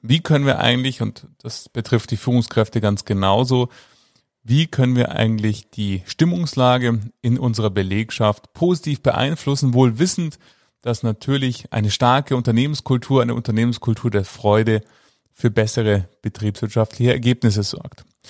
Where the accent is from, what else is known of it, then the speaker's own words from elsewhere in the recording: Munich, Bavaria, Germany; München, meine Heimatstadt